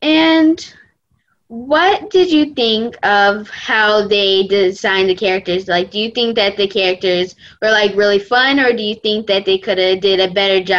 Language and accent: English; Delaware, United States; from Delaware, and you are listening to Kids First Coming Attractions.